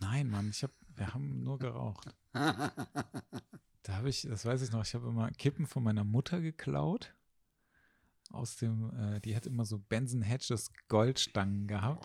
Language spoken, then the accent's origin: German; Haan, North Rhine-Westphalia, Germany; also born or lived in Düsseldorf; Also ich komme ja aus Hahn. Und Hahn sind so 30.000 Einwohner.